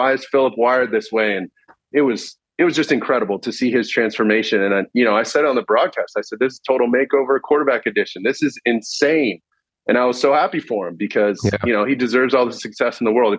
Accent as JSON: {"language": "English", "region": "California", "country": "United States", "tie": "born or raised there", "said": "being, from Southern California, 100% Mexican, Hispanic, mm-hmm. and seeing for the first time, you know, I grew up in Orange County, so we grew up much more white and American."}